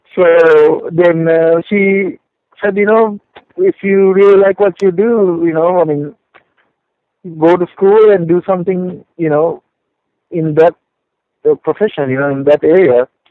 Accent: Sri Lanka; also born or lived in Denver, Colorado / Houston, Texas; now in California, United States; I am originally from Sri Lanka, uh, which is a tiny island uh, in Indian Ocean

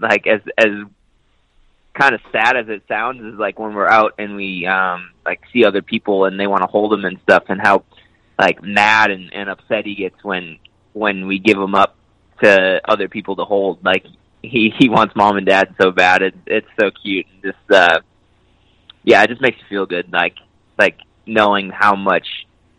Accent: Minnesota, United States; I grew up in Minnesota

